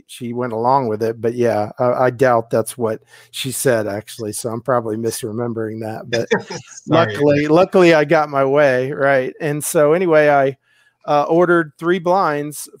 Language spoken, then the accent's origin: English; Houston, Texas, United States; also born or lived in Albuquerque / Tampa; I'm from Houston